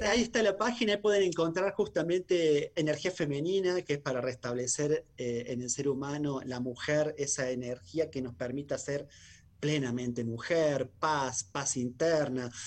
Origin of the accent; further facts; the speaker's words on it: Argentina; muchos argentinos